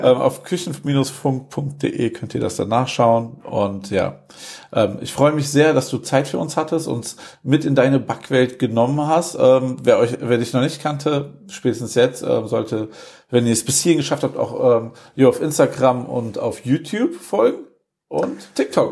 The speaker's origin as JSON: {"language": "German", "town": "Wuppertal", "region": "North Rhine-Westphalia", "country": "Germany", "tie": "born or raised there", "moved": "as an adult", "lives_now": "Cologne, Germany", "said": "In meiner Heimatstadt"}